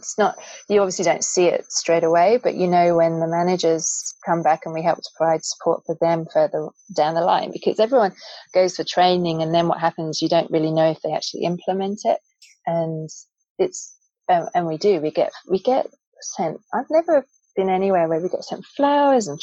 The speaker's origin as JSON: {"language": "English", "region": "England", "country": "United Kingdom", "tie": "born or raised there", "said": "I grew up in England"}